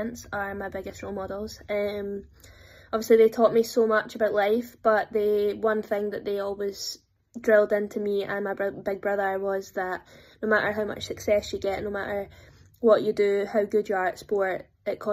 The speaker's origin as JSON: {"language": "English", "town": "Dunblane", "region": "Scotland", "country": "United Kingdom", "said": "I'm from Dunblane, so we're a tennis town"}